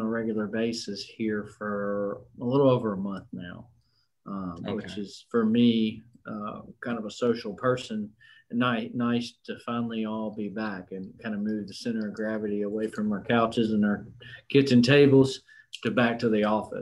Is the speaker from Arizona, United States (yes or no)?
no; North Louisiana, United States; moved away as an adult; now in Arkansas, United States; I grew up in North Louisiana, went to Louisiana Tech University